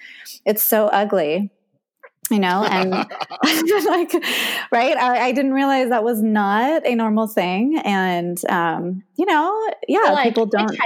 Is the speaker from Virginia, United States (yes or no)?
no; Haiku, Hawaii, United States; So, okay, growing up in Haiku, you learn how to hitchhike, you walk barefoot.